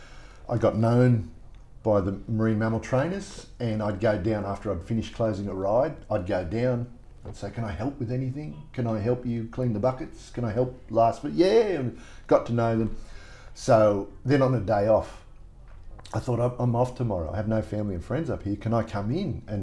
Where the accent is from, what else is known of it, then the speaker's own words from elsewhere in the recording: Sydney, New South Wales, Australia; moved away as an adult; I grew up in Maroubra Beach in Sydney, home of the Bra Boys, and it was a rough upbringing